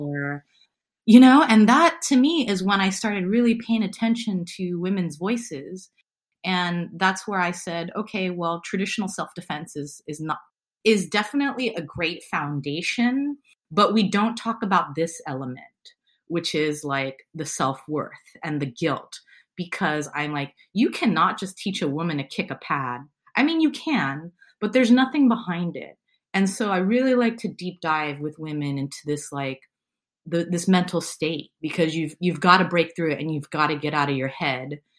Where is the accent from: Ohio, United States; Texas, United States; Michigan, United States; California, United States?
California, United States; San Francisco; I was born and raised in San Francisco